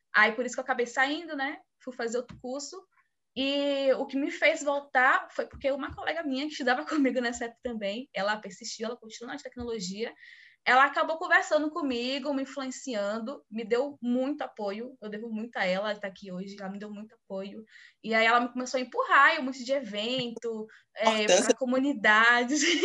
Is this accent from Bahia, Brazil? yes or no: yes; Bahia, Brazil; sou aqui da Bahia também